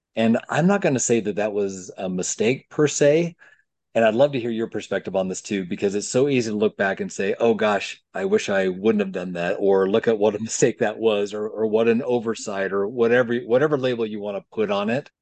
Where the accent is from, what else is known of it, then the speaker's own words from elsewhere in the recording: Provo, Utah, United States; I grew up in Provo, Utah